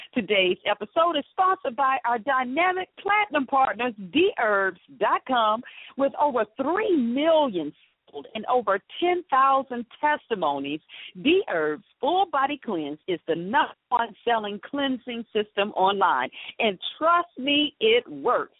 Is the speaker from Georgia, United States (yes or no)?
yes; Atlanta, Georgia, United States; born or raised there